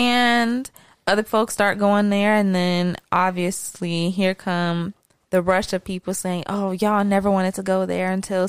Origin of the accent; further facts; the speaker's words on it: California, United States; I'm from California.